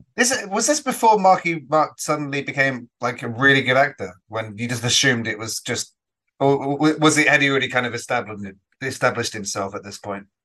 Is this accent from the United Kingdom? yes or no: yes; England, United Kingdom; I'm an Englishman